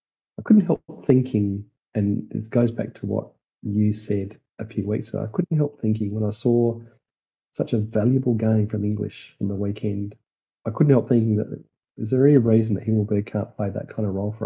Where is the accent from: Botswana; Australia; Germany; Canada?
Australia; I was pretty pleased that he won because being an Aussie